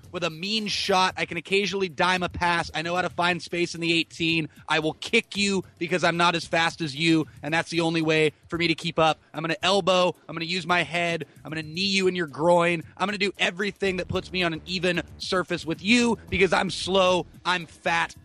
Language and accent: English; Watsonville, California, United States; my hometown of Watsonville, California